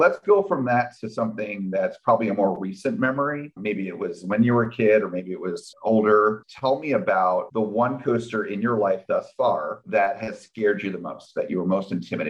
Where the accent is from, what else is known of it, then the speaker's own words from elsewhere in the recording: New Jersey, United States; I'm from New Jersey.